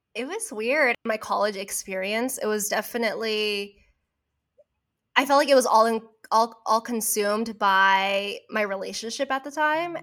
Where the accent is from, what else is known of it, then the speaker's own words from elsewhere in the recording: Orange County, California, United States; also born or lived in Berkeley, California; I grew up in Orange County